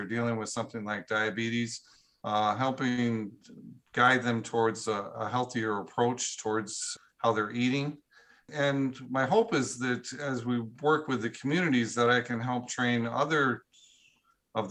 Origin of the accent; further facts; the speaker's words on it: Cashmere, Washington, United States; I live close to my hometown is a small town called Cashmere, Washington